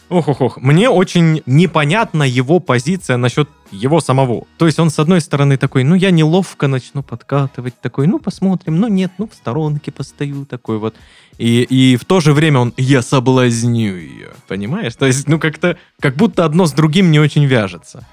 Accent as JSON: {"language": "Russian", "town": "Krasnodar", "region": "Krasnodar Krai", "country": "Russia", "said": "Мы из Краснодара."}